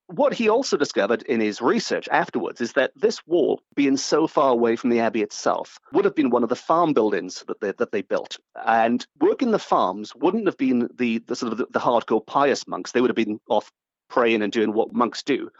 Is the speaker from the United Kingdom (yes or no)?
yes; Port Talbot, Wales, United Kingdom; I grew up in Port